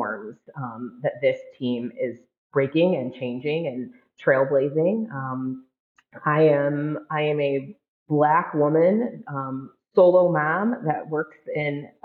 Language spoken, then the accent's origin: English; Ann Arbor, Michigan, United States; now in Minnesota, United States; I was the communications contact for women's basketball at the University of Michigan many, many years ago in my hometown